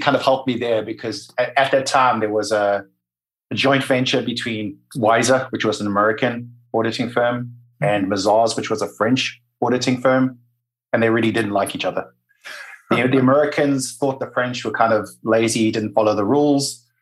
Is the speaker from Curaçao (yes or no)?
no; Durban, KwaZulu-Natal, South Africa; moved away as an adult; also born or lived in Wales / New York; now in United States; I grew up in Durban.